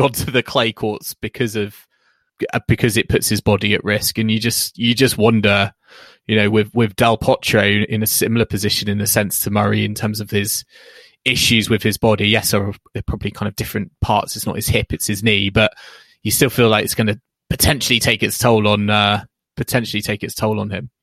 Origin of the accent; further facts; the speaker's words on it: United Kingdom; as a British fan